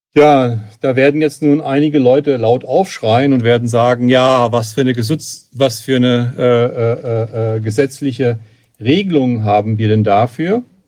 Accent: Hesse, Germany; ich komme aus Hessen

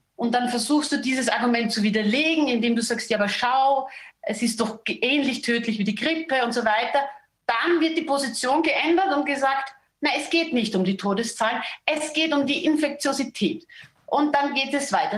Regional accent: Austria; bei uns in Österreich

